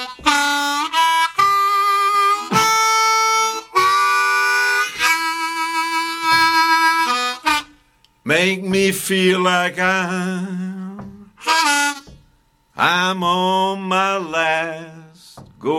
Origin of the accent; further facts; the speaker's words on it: Bern, Switzerland; first language Bernese German; English is a second language; moved away as an adult; also born or lived in South Carolina; I grew up in Bern, right next to the depot